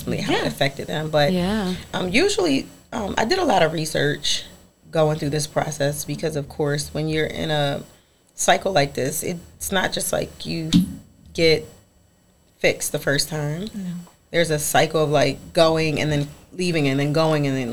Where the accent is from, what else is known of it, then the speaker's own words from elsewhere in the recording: Philadelphia, Pennsylvania, United States; moved away; I'm from Philadelphia. We would sit on the stoop.